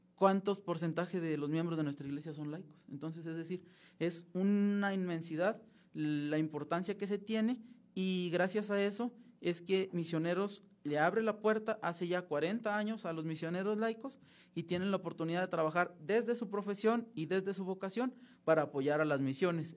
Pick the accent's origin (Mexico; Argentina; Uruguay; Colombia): Mexico; Francisco I. Madero, Durango; moved away as an adult; also born or lived in Monterrey, Nuevo León; now in Mexico City, Mexico; soy nacido en Monterrey, Nuevo León, pero criado y toda mi vida de Francisco Madero Durango